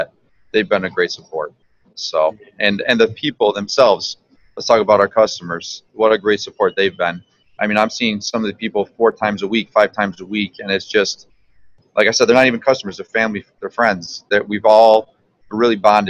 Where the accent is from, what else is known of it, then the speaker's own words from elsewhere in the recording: Central New York, United States; moved away as an adult; I grew up in Central New York